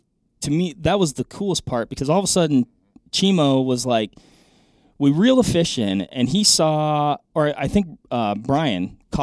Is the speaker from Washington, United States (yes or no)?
yes; Washington, United States; So I grew up fishing in Washington.